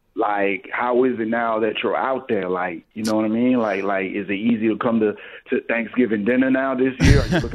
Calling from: Detroit, Michigan, United States; I'm calling from Detroit.

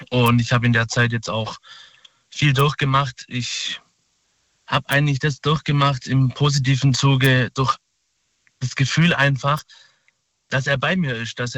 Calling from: Saalach, Baden-Württemberg, Germany; Äh, aus Baden-Württemberg, Saalach.

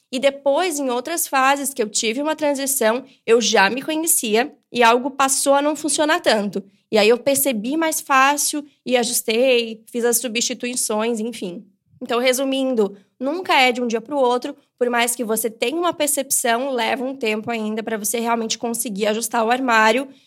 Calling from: São Paulo, Brazil; sou de São Paulo

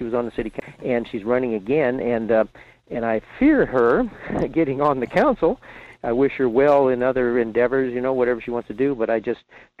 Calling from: Fairbanks, Alaska, United States; in Fairbanks.

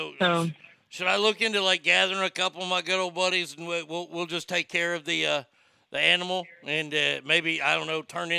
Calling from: Texas, United States; I'm calling from Texas.

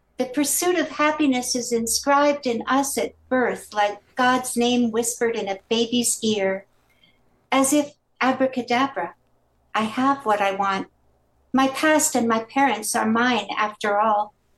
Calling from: Maryland, United States; I'm also calling from Maryland.

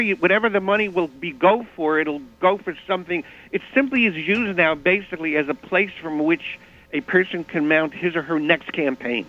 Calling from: New York City, New York, United States; I'm calling from Manhattan

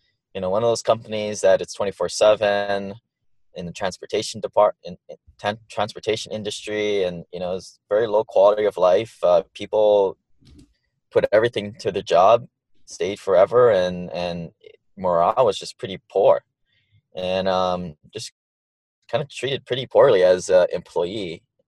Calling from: Honolulu, Hawaii, United States; also born or lived in Maui; I'm calling in from Honolulu, Hawaii, my new home.

